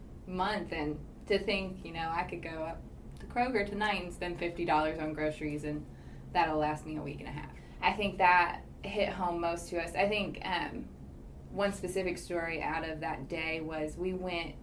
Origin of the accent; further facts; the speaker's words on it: Winchester, Kentucky, United States; growing up in Winchester, Kentucky, to playing tennis at the University of Kentucky